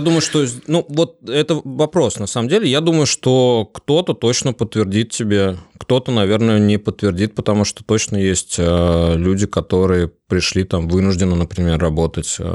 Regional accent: Saint Petersburg, Russia; я из Питера

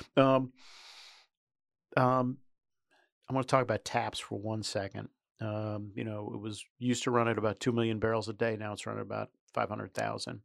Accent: New York City, New York, United States; I grew up in New York City

